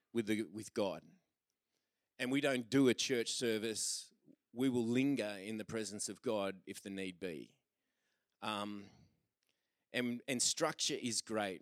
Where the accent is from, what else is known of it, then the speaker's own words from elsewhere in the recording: Australia; We're Australian